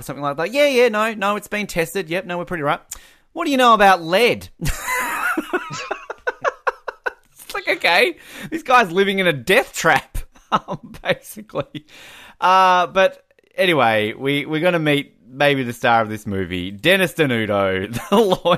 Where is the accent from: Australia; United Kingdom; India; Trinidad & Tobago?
Australia; Australians are, we're very relaxed people